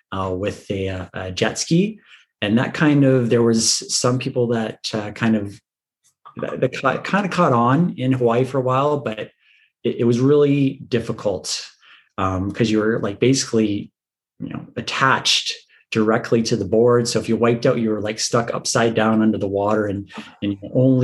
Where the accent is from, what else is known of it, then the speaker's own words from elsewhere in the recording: Puce, Ontario, Canada; moved away as an adult; also born or lived in Western Canada; I'm from Puce, a little town just outside of Windsor. I grew up there.